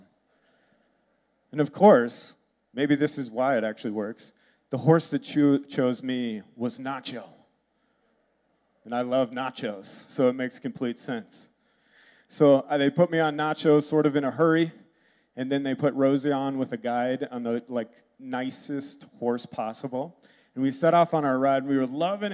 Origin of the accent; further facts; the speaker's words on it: Red Wing, Minnesota, United States; moved away; also born or lived in Wisconsin; I was born in Red Wing, lived in Wisconsin. I've got the like stoic Swede thing down.